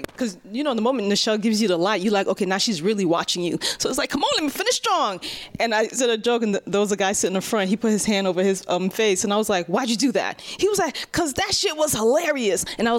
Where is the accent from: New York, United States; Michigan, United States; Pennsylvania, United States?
New York, United States; New York City; also born or lived in Haiti; I'm from Brooklyn and I was born in Haiti.